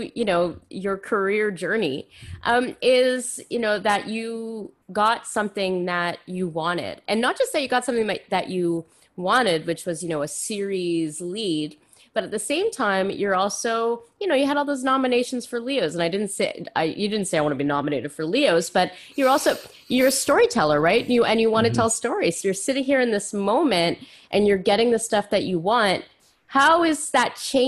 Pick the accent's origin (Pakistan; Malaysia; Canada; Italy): Canada; moved away; also born or lived in Ontario; I grew up in Quebec and Ontario